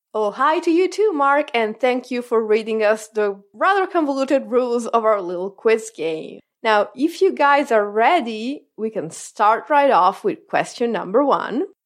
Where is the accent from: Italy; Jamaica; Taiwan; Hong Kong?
Italy; I am contractually obligated as an Italian